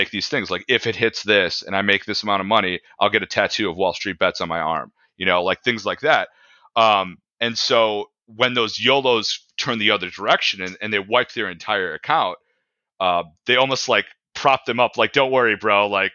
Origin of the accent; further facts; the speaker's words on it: Naperville, Illinois, United States; I grew up in Naperville